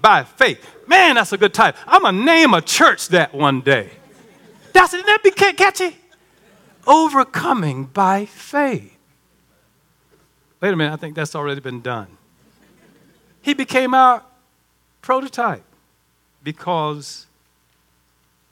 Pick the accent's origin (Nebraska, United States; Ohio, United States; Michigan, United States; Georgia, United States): Georgia, United States; Baxley; moved away; I'm from Baxley